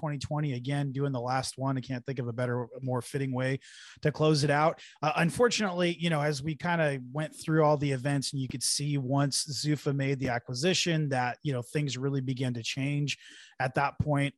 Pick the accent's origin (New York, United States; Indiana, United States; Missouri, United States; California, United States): California, United States; San Jose; I grew up in and around San Jose.